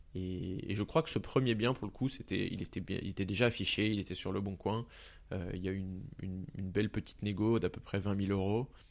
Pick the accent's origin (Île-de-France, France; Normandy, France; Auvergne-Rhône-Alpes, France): Île-de-France, France; Pontault-Combault; j'ai grandi dans le 77, dans la ville de Ponto-Combo